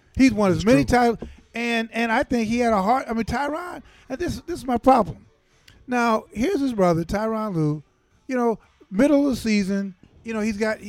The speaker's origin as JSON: {"language": "English", "town": "Chicago", "region": "Illinois", "country": "United States", "tie": "born or raised there", "said": "I was born in the South Side of Chicago in the concrete jungle."}